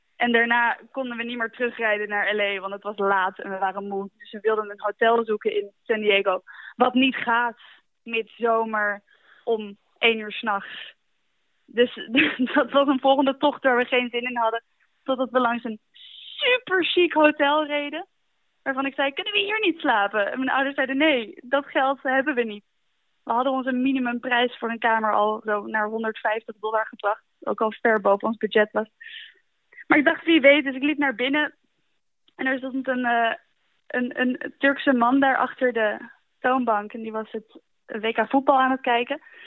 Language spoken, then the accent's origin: Dutch; Netherlands; we uit Nederland komen